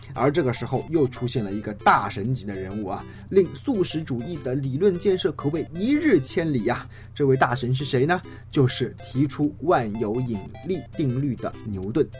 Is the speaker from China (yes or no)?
yes; China; 至于说我们中国人呢